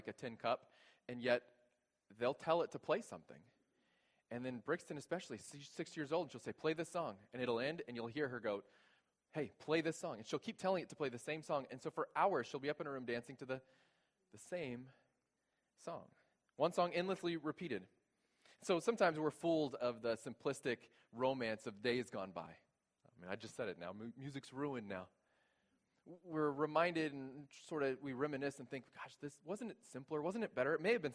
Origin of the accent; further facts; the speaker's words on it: South Texas, United States; I grew up in South Texas, a very white family